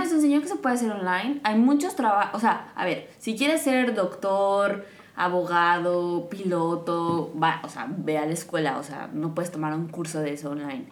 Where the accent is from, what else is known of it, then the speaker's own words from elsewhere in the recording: Morelos, Mexico; now in Qatar; yo soy de Morelos